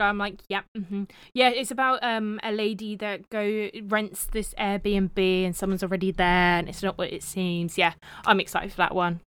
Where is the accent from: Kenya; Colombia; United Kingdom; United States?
United Kingdom; I'm your British co-host